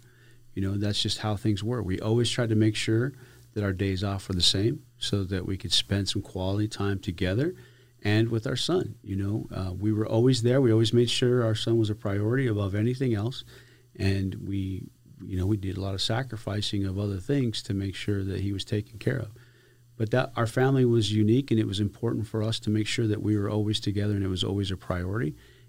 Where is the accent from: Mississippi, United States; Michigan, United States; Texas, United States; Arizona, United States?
Arizona, United States; Benson; now in Big Bend, United States; I'm originally from Benson, Arizona.